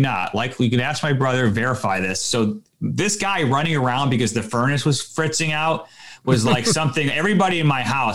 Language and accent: English; Connecticut, United States; I grew up in Connecticut in the Northeast where it was cold.